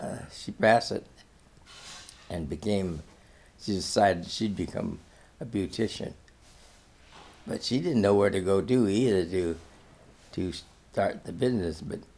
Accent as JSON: {"language": "English", "country": "Hong Kong", "tie": "born there", "said": "Well, my mother separated, I was born in Hong Kong. She fled to Hong Kong."}